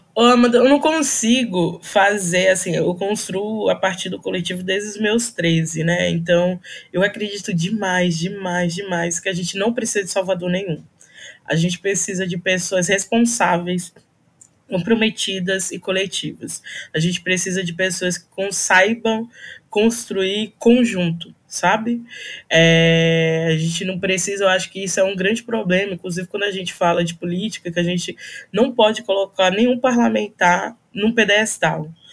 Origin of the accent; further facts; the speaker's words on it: São Paulo, Brazil; also born or lived in Northeast Brazil; eu sou nordestina, eu vim para cá, para São Paulo, com oito anos de idade